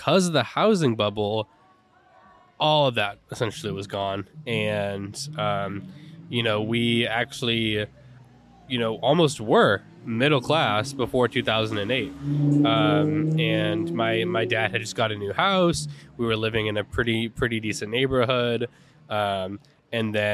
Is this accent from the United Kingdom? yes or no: no; Lincoln, California, United States; I grew up in Lincoln, California. That's where I'm like from, a little bit northern California, moved here recently